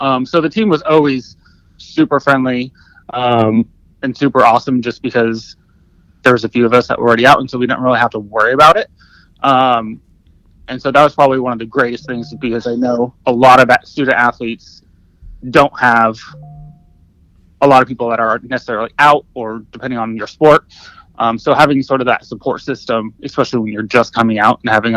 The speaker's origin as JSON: {"language": "English", "region": "California", "country": "United States", "tie": "born or raised there", "also_born_or_lived": "Washington, D.C.", "moved": "as an adult", "said": "I grew up in California"}